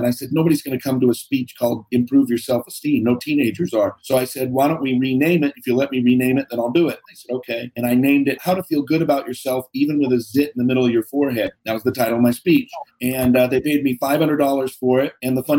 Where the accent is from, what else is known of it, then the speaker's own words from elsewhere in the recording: Seattle, Washington, United States; So born and raised in Seattle. So crazy upbringing.